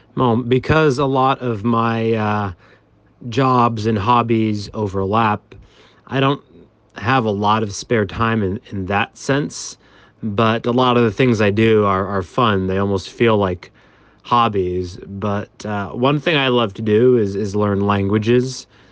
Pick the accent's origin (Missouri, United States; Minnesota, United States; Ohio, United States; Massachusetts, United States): Massachusetts, United States; Belmont; now in New York City, United States; I am from about four hours from New York, a town called Boston